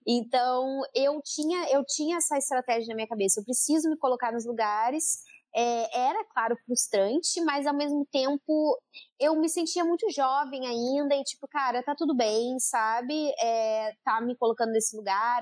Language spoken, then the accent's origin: Portuguese; Santa Cruz do Sul, Rio Grande do Sul, Brazil; moved away; eu sou de Santa Cruz do Sul